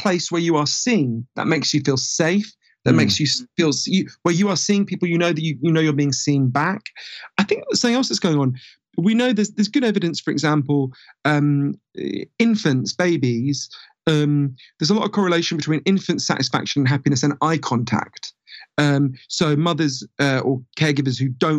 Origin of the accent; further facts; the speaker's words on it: London, United Kingdom; accent: weird Downton Abbey accent; I grew up in a part of North London where there was a big Orthodox Jewish community.